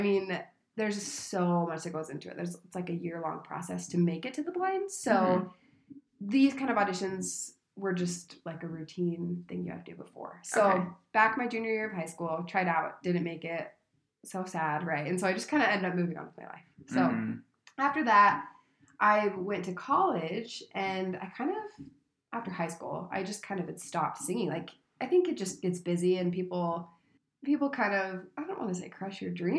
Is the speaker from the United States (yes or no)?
yes; Utah, United States; I'm from Utah, just a little small town girl.